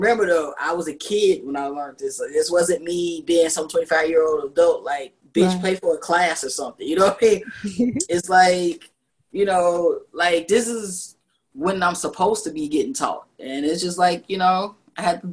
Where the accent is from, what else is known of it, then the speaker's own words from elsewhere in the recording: Chicago, Illinois, United States; I'm from the South Side